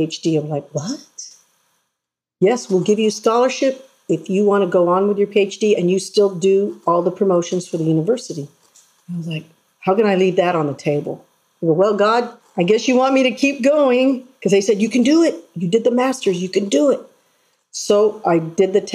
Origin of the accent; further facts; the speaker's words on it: San Antonio, Texas, United States; I was born in San Antonio